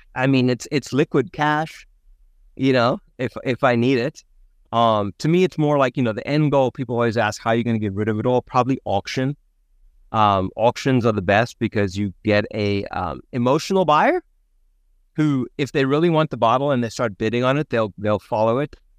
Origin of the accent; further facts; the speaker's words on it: South Africa; moved away; Born and raised in South Africa